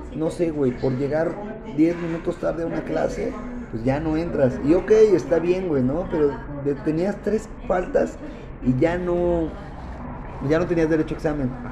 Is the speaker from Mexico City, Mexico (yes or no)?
yes; Mexico City, Mexico; also born or lived in Durango; yo nací aquí en la Ciudad de México